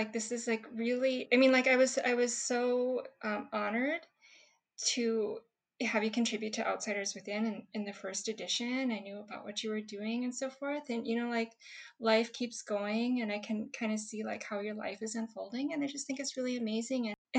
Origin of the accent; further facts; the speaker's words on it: Frazee, Minnesota, United States; now in Seoul, South Korea; I was born in Seoul, South Korea, and I live here now, but in between there, I was adopted to Frazee, Minnesota.